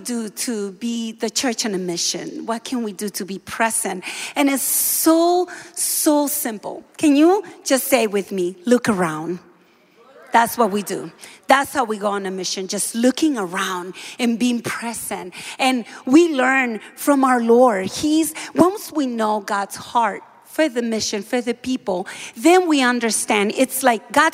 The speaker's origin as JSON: {"language": "English", "country": "Dominican Republic", "moved": "yes", "said": "I am from the Dominican Republic. I am from a Caribbean island."}